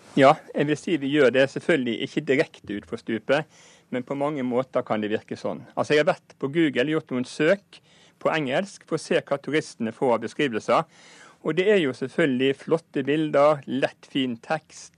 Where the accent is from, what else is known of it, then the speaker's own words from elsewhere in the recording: Norway; vi som nordmenn